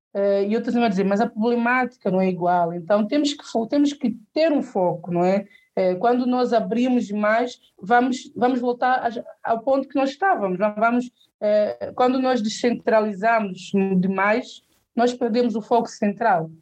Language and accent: Portuguese; Portugal; accent: São Tomé; also born or lived in São Tomé and Príncipe; eu cresci em Portugal